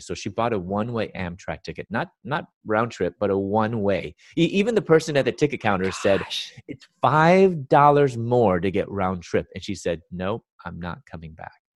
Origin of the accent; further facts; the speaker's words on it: Chicago, Illinois, United States; I was born and raised in Chicago